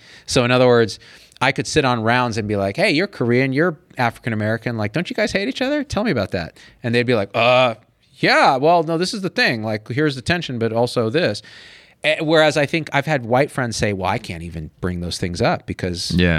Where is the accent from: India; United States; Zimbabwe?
India; It's fascinating because being Indian and then married to a Chinese